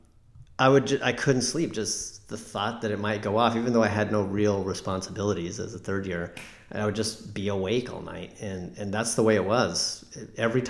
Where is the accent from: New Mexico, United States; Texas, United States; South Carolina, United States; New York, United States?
New Mexico, United States; Albuquerque; moved away as an adult; also born or lived in Chicago; I'm from Albuquerque, New Mexico. I grew up there, and I went to undergrad there at UNM and med school there as well.